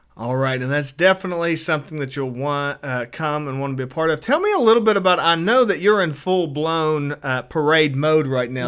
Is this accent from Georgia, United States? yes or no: no; Spring Hill, West Virginia, United States; I grew up in Spring Hill